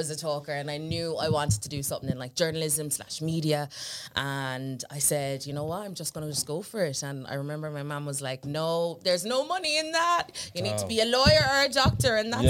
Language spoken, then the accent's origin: English; Ireland; also born or lived in Jamaica; So I was born in Jamaica and grew up in Ireland.